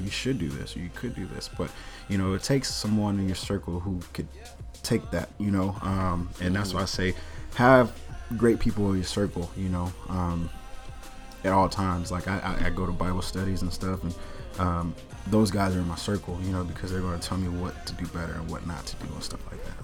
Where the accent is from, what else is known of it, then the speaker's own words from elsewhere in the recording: the South, United States; also born or lived in Kansas City, Missouri; I'm from the South, so everybody, everybody's business